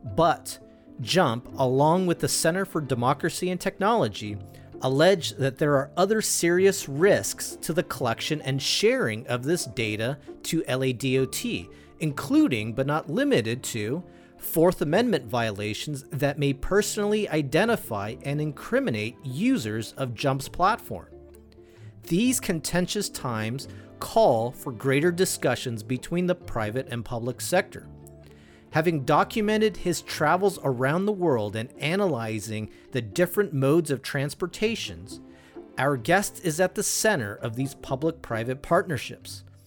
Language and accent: English; California, United States; My home state of California